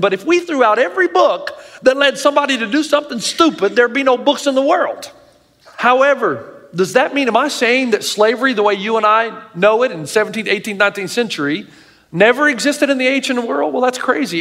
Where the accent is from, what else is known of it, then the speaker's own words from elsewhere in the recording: the South, United States; I grew up in the South